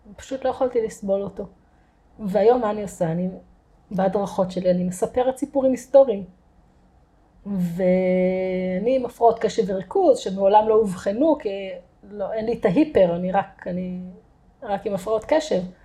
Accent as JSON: {"language": "Hebrew", "town": "Kerem Maharal", "region": "Haifa District", "country": "Israel", "tie": "born or raised there", "also_born_or_lived": "Kfar Galim", "said": "גדלתי בכרם מהר\"ל"}